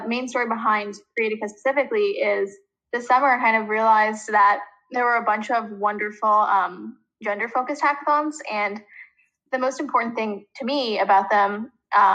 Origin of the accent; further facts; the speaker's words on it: New York, United States; We're seniors in high school. We're from New York